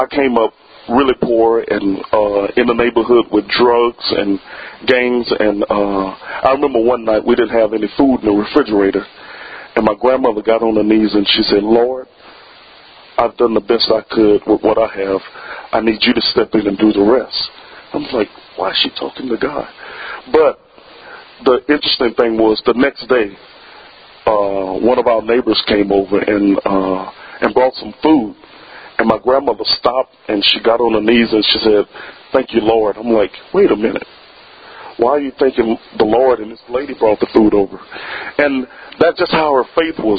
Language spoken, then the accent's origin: English; Plaquemine, Louisiana, United States; I grew up in a town called Plaquemine, Louisiana, which is by Baton Rouge